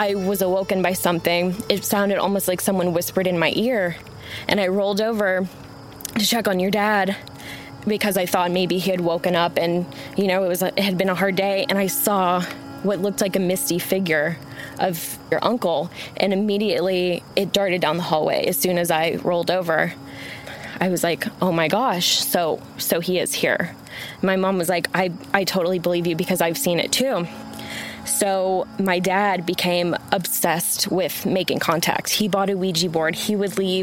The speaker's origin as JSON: {"language": "English", "town": "Arlington", "region": "Texas", "country": "United States", "tie": "born or raised there", "said": "I'm originally from Dallas-Fort Worth, Arlington"}